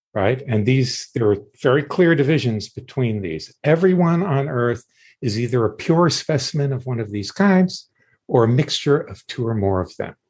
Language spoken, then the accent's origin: English; Deep South, United States; I grew up in the Deep South uh, in the 50s